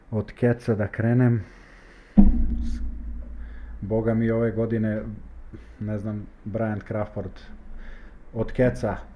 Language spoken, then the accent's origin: Croatian; Leskovac, Jablanica District, Serbia; born or raised there; moved away as an adult; now in Bosnia and Herzegovina